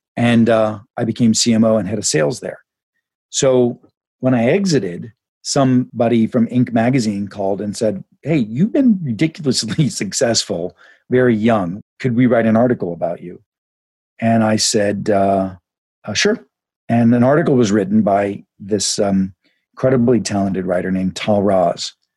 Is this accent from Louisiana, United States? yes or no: no; Pittsburgh, Pennsylvania, United States; I grew up in Pittsburgh back in the 70s